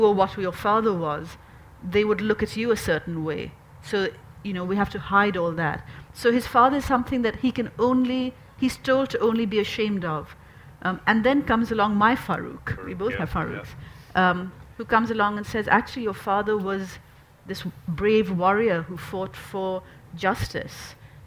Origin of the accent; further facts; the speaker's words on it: Pakistan; now in United Kingdom; I'm recently a British citizen from Pakistan, Muslim background